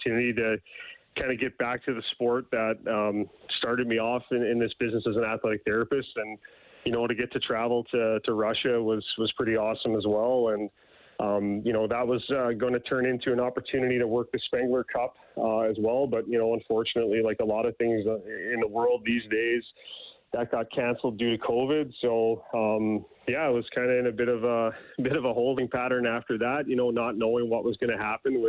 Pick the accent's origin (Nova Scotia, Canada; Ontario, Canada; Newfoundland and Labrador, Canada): Newfoundland and Labrador, Canada; now in Edmonton, Canada; I grew up in Newfoundland